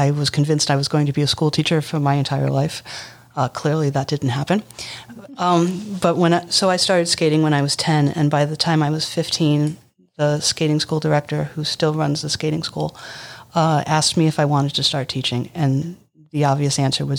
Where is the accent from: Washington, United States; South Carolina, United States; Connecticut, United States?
Connecticut, United States; Riverside; I grew up in Riverside